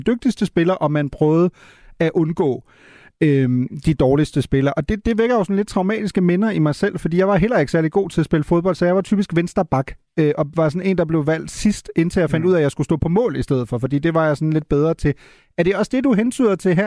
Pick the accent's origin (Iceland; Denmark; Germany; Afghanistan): Germany; moved away; som tysker